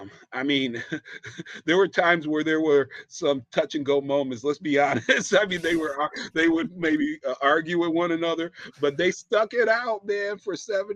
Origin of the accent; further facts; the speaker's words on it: Medina, Ohio, United States; I grew up in a small town, about a little bit south of Ohio, Cleveland, Ohio. The city that everybody jokes about, but this little town was called Medina, small little town. And I grew up a Baptist.